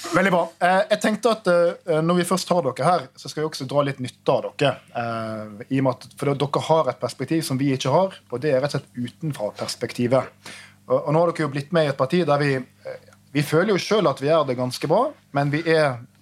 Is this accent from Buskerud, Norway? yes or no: no; Trondheim, Trøndelag, Norway; jeg som trondhjemmer